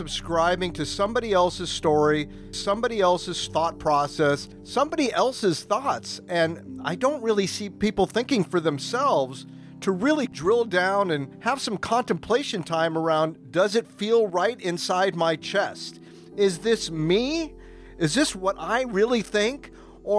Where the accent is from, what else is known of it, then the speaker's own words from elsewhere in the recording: United States; now in Vietnam; I am an American through and through